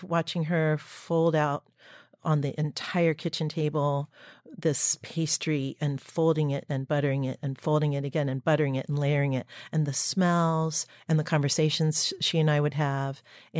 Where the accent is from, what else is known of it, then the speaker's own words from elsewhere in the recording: Dayton, Ohio, United States; Dayton, Ohio. And everyone was in the kitchen because the dining room table was in the kitchen. And it was an inner city, very, very modest home and childhood.